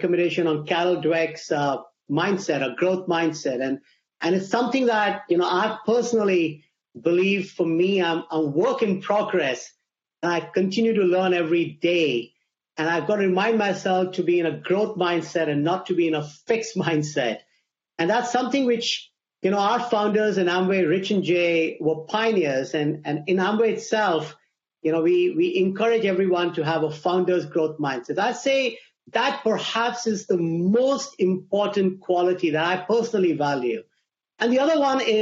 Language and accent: English; India; English is a second language; moved away as an adult; now in United States; as I was growing up in India during my teenage years, my father used to encourage me to listen to BBC radio to learn English, which is not my first language